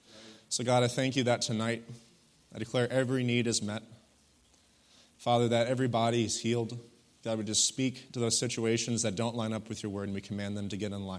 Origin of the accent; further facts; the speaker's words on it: Wisconsin, United States; You know, even though I wasn't raised here, it kind of feels like a church home to me, you know, home away from home, if you will. I was raised in Wisconsin. You know, this is Michigan, so it's a similar kind of environment.